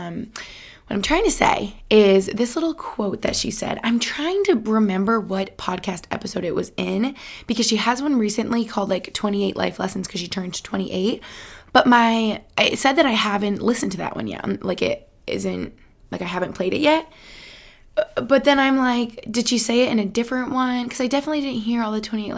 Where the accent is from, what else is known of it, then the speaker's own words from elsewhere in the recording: Albany, New York, United States; also born or lived in Boston, Massachusetts; now in Allentown, United States; my hometown in Albany